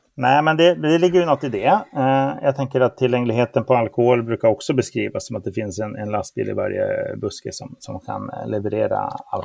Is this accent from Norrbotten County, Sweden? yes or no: yes; Luleå, Norrbotten County, Sweden; jag är ju uppväxt i Luleå